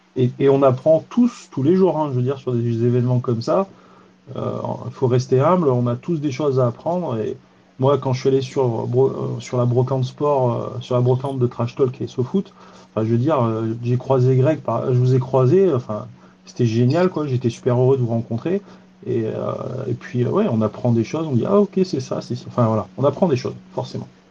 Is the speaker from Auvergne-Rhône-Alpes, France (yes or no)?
yes; Drôme, Auvergne-Rhône-Alpes, France; chez moi dans la Drôme